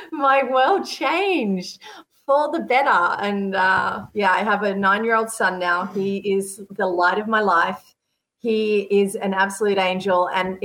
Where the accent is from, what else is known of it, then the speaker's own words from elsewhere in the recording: Sydney, New South Wales, Australia; moved away as an adult; now in Europe; I grew up in Sydney